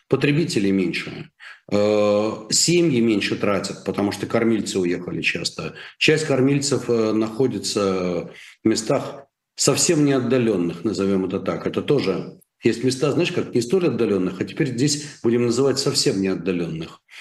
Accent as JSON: {"language": "Russian", "country": "Russia", "said": "я гораздо больше россиянин, чем ты"}